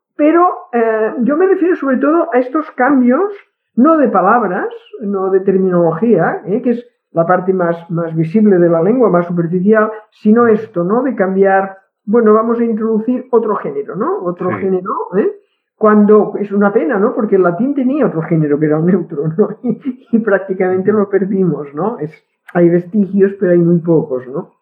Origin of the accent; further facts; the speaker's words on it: Catalonia, Spain; accent: Catalan; first language Catalan; Spanish is a second language; no puedes ocultar tu acento catalán. si yo no tengo ningún interés en ocultarlo. Mi, castellano es este, mi castellano está lógicamente, es decir, sería impensable pensar que puede ser de otra forma por eh, mi lengua materna, que es el catalán.